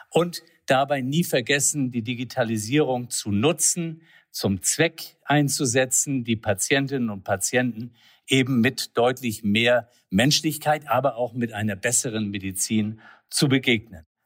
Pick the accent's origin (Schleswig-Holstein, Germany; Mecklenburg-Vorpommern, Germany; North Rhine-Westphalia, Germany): Schleswig-Holstein, Germany; Flensburg; born there; Also geboren in Flensburg, Mutter Dänen, Vater Hamburger. Ich würde mal sagen, echtes Nordlicht